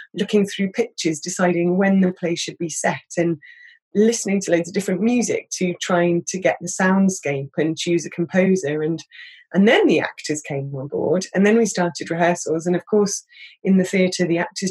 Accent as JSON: {"language": "English", "town": "Reading", "region": "South East England", "country": "United Kingdom", "tie": "born or raised there", "also_born_or_lived": "London", "moved": "as an adult", "said": "I grew up outside London in a slightly anonymous place outside Reading"}